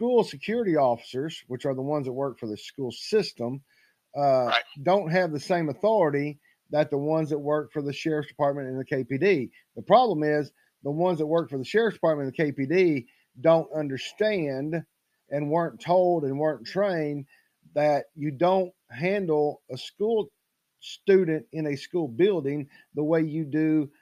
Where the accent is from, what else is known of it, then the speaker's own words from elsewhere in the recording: East Knox County, Tennessee, United States; I grew up over in East Knox County before I moved to West Knox County in 92.